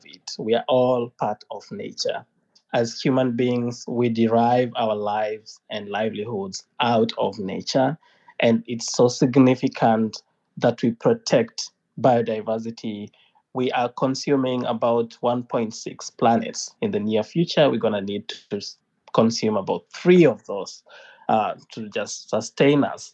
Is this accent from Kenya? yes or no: yes; Kenya; I am an environmentalist from Kenya